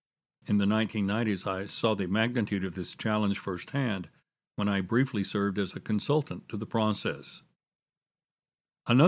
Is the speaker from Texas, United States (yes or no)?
yes; Dallas, Texas, United States; Over the past quarter century, this challenge has faced hospitals in my hometown. Several of the historic hospitals in Dallas were started by faith-based organizations